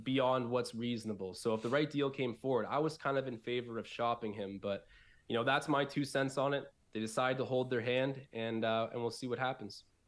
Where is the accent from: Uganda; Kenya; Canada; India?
Canada; Newmarket, Ontario; also born or lived in Buffalo; I'm from Newmarket. It's like a, it's about forty-five minutes north of the city. So, it's part of the Greater Toronto Area